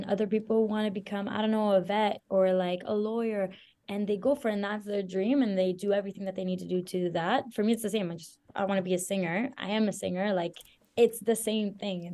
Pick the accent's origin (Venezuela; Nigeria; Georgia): Venezuela; also born or lived in Belgium; now in Canada; I'm from Venezuela, and I lived in Belgium too for a couple of years